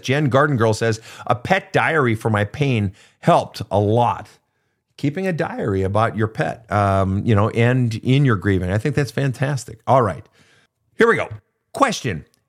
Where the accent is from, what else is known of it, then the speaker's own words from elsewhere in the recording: Minnesota, United States; my home state of Minnesota